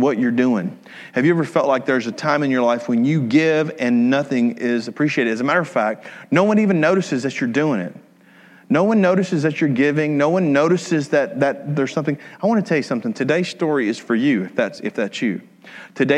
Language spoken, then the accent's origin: English; Atlanta, Georgia, United States; We're from South Atlanta.